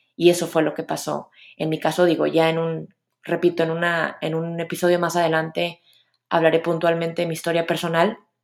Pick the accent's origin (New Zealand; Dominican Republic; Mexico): Mexico; Monterrey, Nuevo León; soy de Monterrey